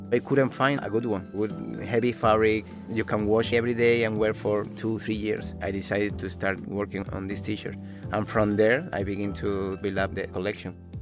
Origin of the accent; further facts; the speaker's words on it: Malaga, Andalusia, Spain; moved away; also born or lived in Madrid; originally we are, we are from Malaga, but we already live in Madrid at that time.